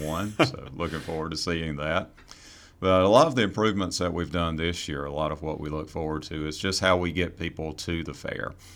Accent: Fremont, North Carolina, United States; also born or lived in Raleigh, North Carolina; Grew up on a farm, uh, outside of Fremont, North Carolina

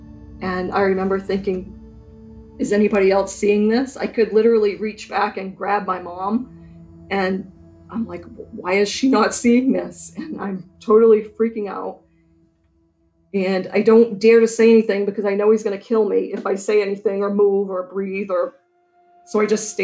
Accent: Burnham, Maine, United States; I grew up in Burnham, just outside of town.

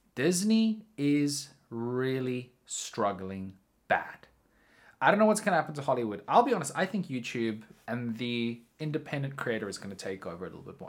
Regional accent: South Africa; I'm from South Africa

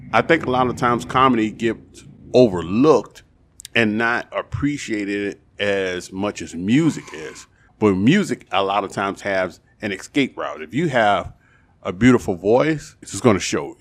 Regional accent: New Orleans, Louisiana, United States; I'm born and raised in New Orleans

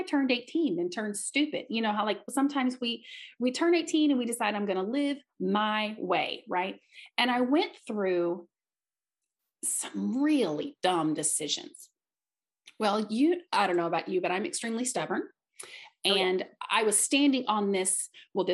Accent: Southeast Missouri, United States; I am from Southeast Missouri

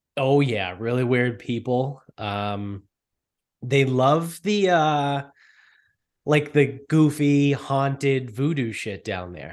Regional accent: Medford, Massachusetts, United States; we grew up in Medford

